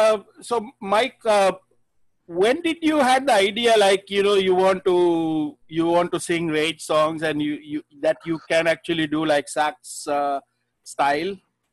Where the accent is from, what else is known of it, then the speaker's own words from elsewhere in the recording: Sri Lanka; now in Manila, Philippines; I'm back home in Sri Lanka, because I'm from Sri Lanka.